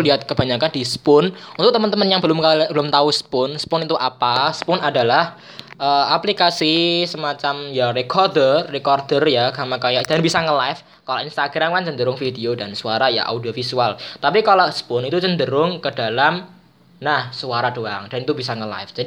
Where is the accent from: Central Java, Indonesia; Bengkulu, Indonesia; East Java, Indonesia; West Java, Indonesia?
Central Java, Indonesia; Kudus; Kudus, guys. Jadi sama seperti saya.